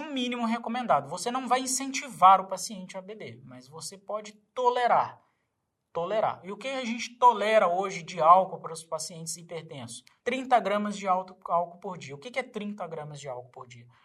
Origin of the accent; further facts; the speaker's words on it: Minas Gerais, Brazil; Eu, como mineiro